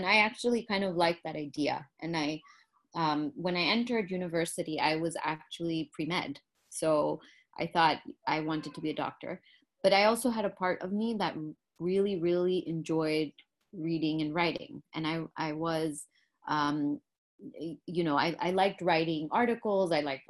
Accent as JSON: {"language": "English", "country": "Pakistan", "tie": "born or raised there", "also_born_or_lived": "Kuwait", "said": "I grew up living in Pakistan when I was very young, and then my formative years living in Kuwait with my family, and we were expats there."}